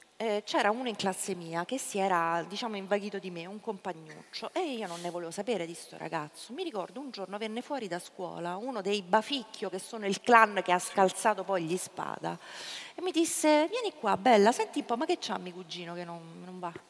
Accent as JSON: {"language": "Italian", "town": "Ostia", "region": "Lazio", "country": "Italy", "tie": "born or raised there", "said": "io sono nata e cresciuta a Ostia"}